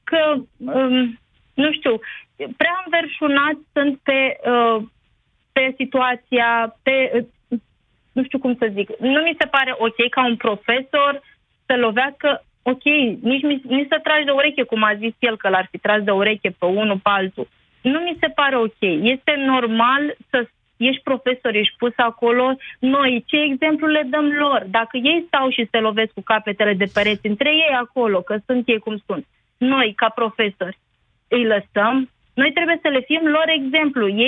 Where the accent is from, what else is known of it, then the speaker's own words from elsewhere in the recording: Romania; eu sunt român, eu sunt româncă, deci n-am nicio problemă.